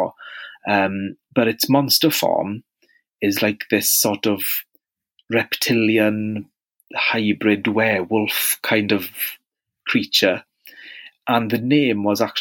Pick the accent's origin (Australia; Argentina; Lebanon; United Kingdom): United Kingdom; Wales; accent: Welsh; as you might have guessed from my accent, I'm very, very Welsh